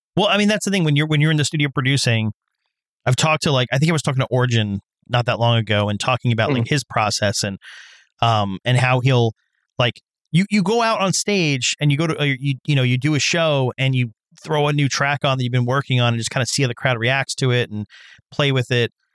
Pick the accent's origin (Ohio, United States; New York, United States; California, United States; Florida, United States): New York, United States; I'm I'm a New Yorker. I've been here for God knows how long